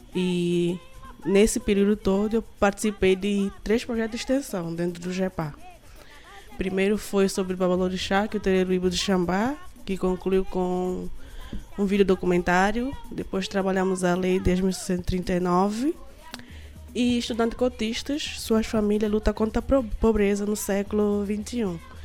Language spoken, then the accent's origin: Portuguese; Guinea-Bissau; moved away as an adult; now in Recife, Brazil; Sou de Guiné-Bissau, é isso que fica na África Ocidental. A princípio eu vim como intercambista